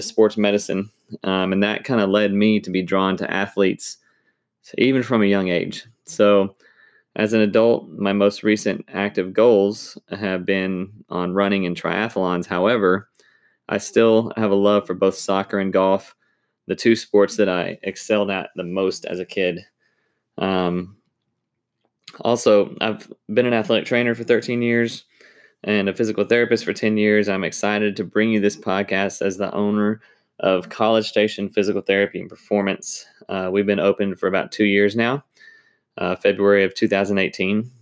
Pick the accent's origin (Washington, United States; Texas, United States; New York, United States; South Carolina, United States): Texas, United States; Arlington; moved away; also born or lived in Mississippi; I grew up in Arlington, Texas, playing sports